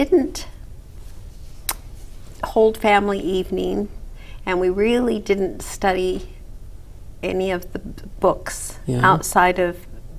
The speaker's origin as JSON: {"language": "English", "town": "Copperton", "region": "Utah", "country": "United States", "tie": "born or raised there", "also_born_or_lived": "Murray, Utah / Salt Lake City, Utah", "said": "And grew up in a small town, Copperton, base of the Bingham Canyon Mine."}